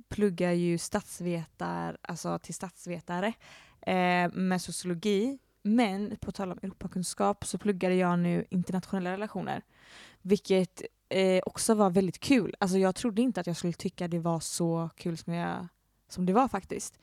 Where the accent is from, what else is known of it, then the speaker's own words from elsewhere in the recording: Gothenburg, Västra Götaland, Sweden; also born or lived in Floda; jag kommer ju från Sverige och eh, från Göteborg. Eh, och jag är uppvuxen i Göteborg och lite utanför Göteborg